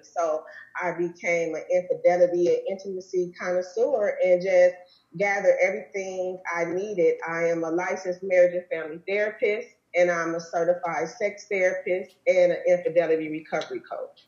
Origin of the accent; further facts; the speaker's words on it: Wisconsin, United States; now in Arizona, United States; I'm, from Wisconsin